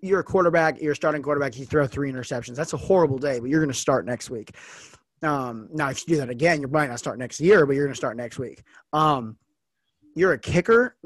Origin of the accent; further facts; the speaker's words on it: Las Vegas, Nevada, United States; moved away as an adult; now in Oregon, United States; I'm from Las Vegas